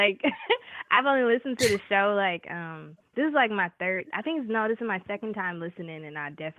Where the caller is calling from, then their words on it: Atlanta, Georgia, United States; I'm calling from Atlanta.